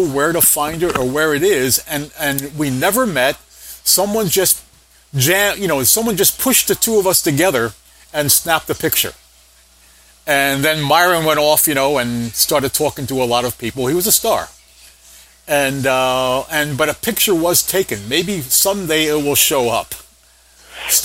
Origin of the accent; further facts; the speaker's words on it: New York, United States; We're all from the Yorkville section of Manhattan